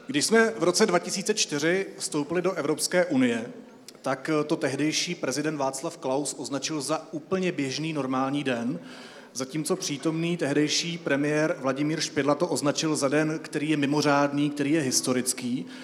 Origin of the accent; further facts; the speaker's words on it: Czechia; jako Češi